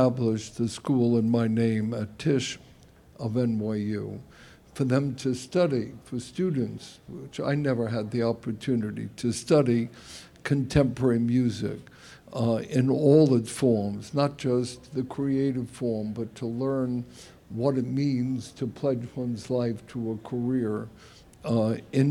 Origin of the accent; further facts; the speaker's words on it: New York City, New York, United States; I certainly am indebted to Brooklyn